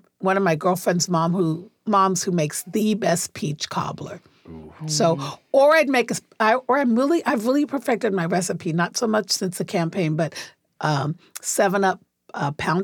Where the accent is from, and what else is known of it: Tacoma, Washington, United States